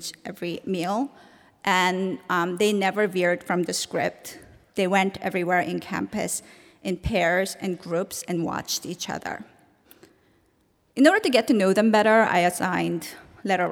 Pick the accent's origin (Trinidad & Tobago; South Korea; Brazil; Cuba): South Korea; Seoul; now in New York City, United States; I was born and raised in South Korea into a family that was torn apart by the Korean War